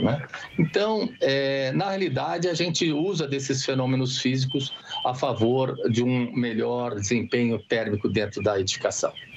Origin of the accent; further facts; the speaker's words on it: Campo Grande, Mato Grosso do Sul, Brazil; Eu sou do, de Campo Grande, Mato Grosso do Sul, mas no momento eu estou falando com vocês aqui de São Paulo